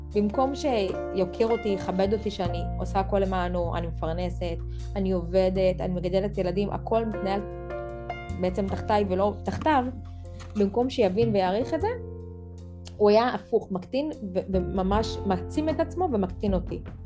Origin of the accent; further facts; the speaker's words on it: Central Israel, Israel; אני בת 33 ממרכז הארץ